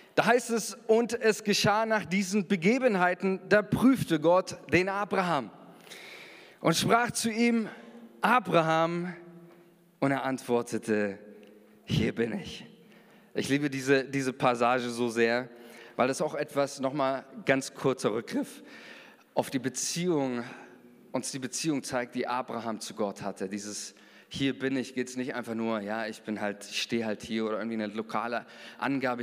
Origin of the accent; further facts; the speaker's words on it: Germany; wir sind Deutsche